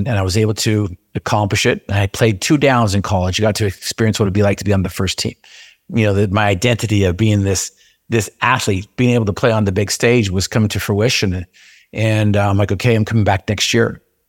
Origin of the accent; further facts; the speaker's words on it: Utah, United States; I grew up in Cache Valley in Aggie country, but I wanted to go play in Cougar country down at BYU.